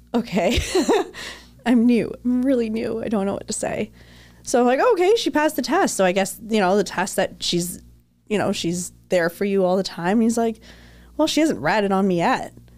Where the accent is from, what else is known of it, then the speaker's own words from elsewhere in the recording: Toronto, Ontario, Canada; moved away; Now I'm from Toronto